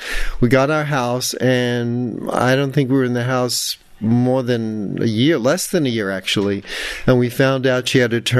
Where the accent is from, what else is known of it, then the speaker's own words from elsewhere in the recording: New York City, New York, United States; accent: New York; moved away as an adult; now in San Francisco, United States; Hear my New York accent?